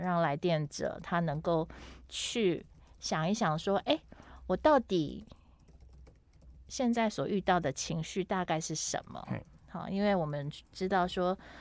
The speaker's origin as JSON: {"language": "Chinese", "country": "Taiwan", "tie": "born or raised there", "also_born_or_lived": "Toronto, Canada / Beijing, China / Shanghai, China", "moved": "yes", "said": "也给我先生在台湾有一个offer，所以我们就嗯回来了，嗯，对。那等于就是这样子绕了一圈，又回到我们，呃，成长的地方"}